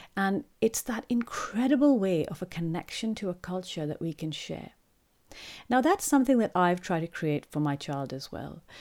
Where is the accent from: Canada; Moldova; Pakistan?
Pakistan; growing up in Pakistan